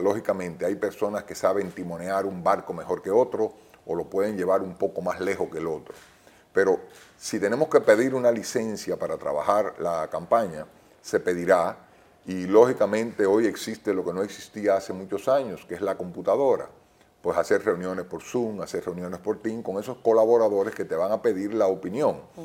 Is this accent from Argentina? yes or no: no; Dominican Republic; yo no quiero eso para mis hijos, yo quiero que ellos sigan siendo dominicanos